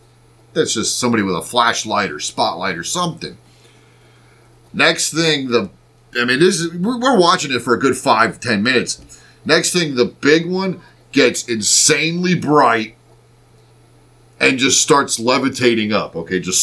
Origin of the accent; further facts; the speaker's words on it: Reading, Pennsylvania, United States; We're from Reading, Pennsylvania. So technically we're right outside of Reading right now